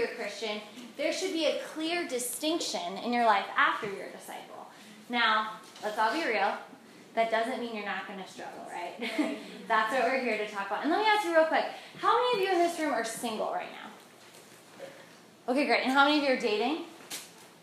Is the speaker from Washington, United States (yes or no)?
no; North Carolina, United States; also born or lived in Georgia; I'm actually from the South. I was raised in North Carolina.